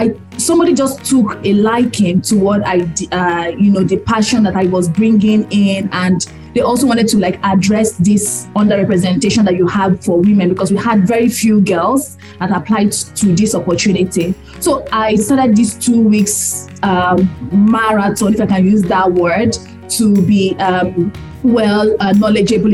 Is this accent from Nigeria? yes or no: yes; Nigeria; I'm proudly Nigerian